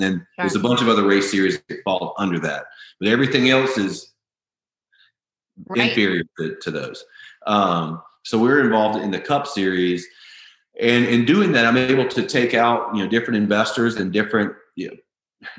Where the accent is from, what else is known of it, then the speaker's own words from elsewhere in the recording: the South, United States; I grew up in the South.